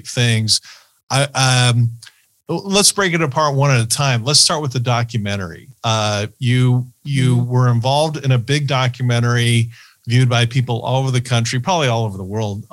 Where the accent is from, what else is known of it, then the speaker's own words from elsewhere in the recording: Orange County, California, United States; I grew up in Orange County